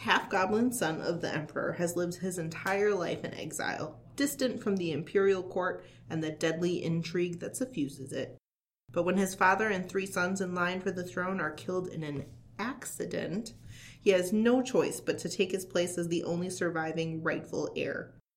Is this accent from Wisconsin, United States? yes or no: yes; central Wisconsin, United States; my hometown in central Wisconsin